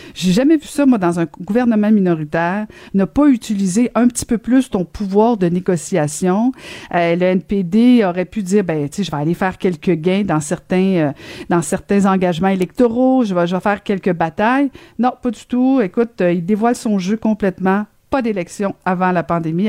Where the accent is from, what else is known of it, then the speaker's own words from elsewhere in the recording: Longueuil, Quebec, Canada; ma ville natale.